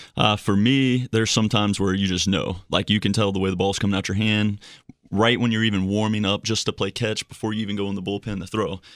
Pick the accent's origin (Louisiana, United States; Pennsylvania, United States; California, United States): Louisiana, United States; Slidell; moved away; Slido, Louisiana, which is right outside of New Orleans.